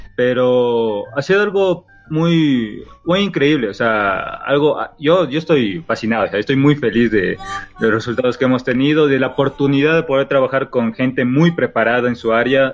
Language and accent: Spanish; Galápagos, Ecuador; moved away as an adult; also born or lived in Quito; yo soy de Galápagos